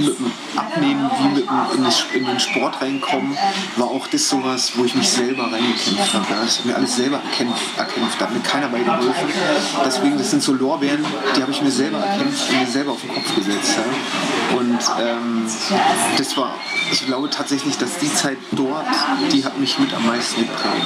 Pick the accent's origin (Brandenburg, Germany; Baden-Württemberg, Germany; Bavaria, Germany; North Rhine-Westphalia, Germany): Brandenburg, Germany; Eisenhüttenstadt; now in Munich, Germany; ich bin mit in Eisen Mittelstadt geboren und wer die Ecke kennt, äh, Ost-, Ostdeutschland